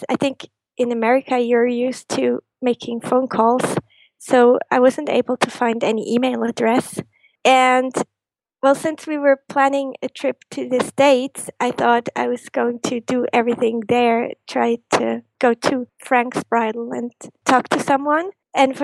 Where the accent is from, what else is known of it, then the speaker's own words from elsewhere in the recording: Switzerland; growing up, being a Disney fan in Switzerland